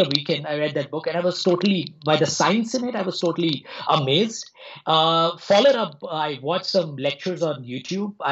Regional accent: India; also born or lived in Mumbai, India; now in New Delhi, India; So I grew up in India. So I'm presently in New Delhi. I spent some time in Mumbai.

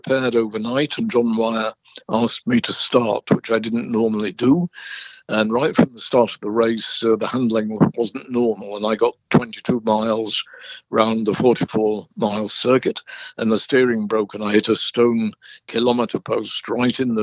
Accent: Burnley, North West England, United Kingdom; moved away; where I lived in Burnley

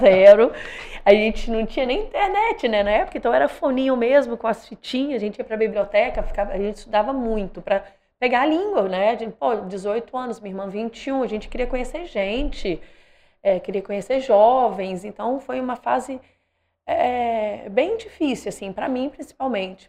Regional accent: Espírito Santo, Brazil; moved away as an adult; also born or lived in Italy / London, United Kingdom / Australia

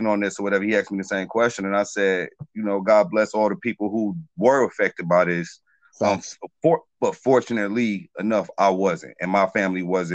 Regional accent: Detroit, Michigan, United States; I'm from Detroit

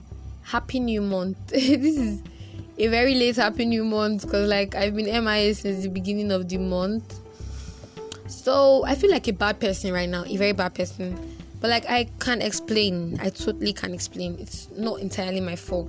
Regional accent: Nigeria; I'm such a Nigerian

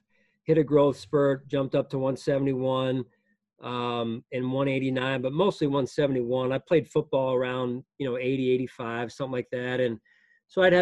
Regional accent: Lansdale, Pennsylvania, United States; I grew up outside of Philadelphia in a suburb called Lansdale.

